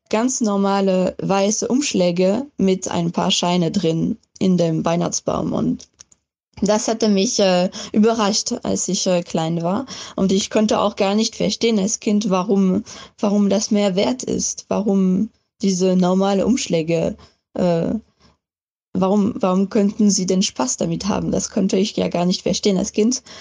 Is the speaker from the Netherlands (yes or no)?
no; France; ich komme ursprünglich aus Frankreich. Ich bin auch da aufgewachsen